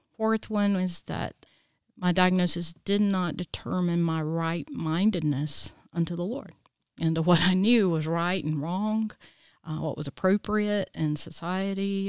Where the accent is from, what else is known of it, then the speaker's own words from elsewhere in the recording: Easley, South Carolina, United States; I was born and raised here in Easley, South Carolina